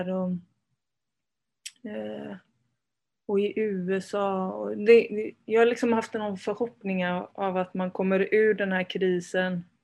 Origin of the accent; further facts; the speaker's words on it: Värmland, Sweden; also born or lived in Spain; jag kom, jag kom till Sverige när jag var fem med min mamma. Så jag är född i Spanien, jag har en spansk pappa och hela liksom den sidan av släkten är är från Spanien.